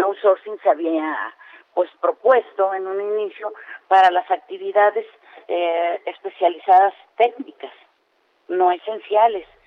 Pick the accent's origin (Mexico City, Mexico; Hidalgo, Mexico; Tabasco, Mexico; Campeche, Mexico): Campeche, Mexico; yo vengo de Campeche